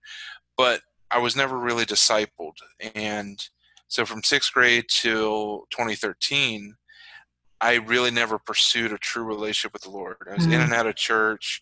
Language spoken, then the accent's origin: English; Virginia, United States; also born or lived in Chicago, Illinois; my story really starts in Virginia. I grew up down south. I was born in Chicago, but my family moved when I was young